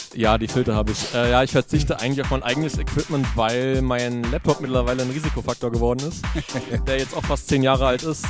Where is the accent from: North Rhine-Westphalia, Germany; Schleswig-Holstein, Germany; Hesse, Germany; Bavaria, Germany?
Hesse, Germany; Frankfurt; now in Wiesbaden, Germany; bin Frankfurter, wohne in Wiesbaden